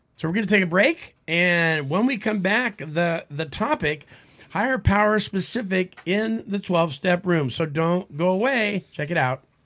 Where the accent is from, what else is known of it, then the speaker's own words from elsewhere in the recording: San Francisco Bay Area, California, United States; because I'm from the San Francisco Bay Area